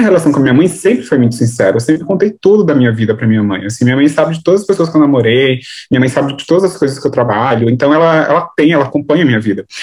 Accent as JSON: {"language": "Portuguese", "region": "São Paulo", "country": "Brazil", "tie": "born or raised there", "said": "Sou de São Paulo, capital é, do Grajaú. Eu nasci aqui e moro aqui até hoje."}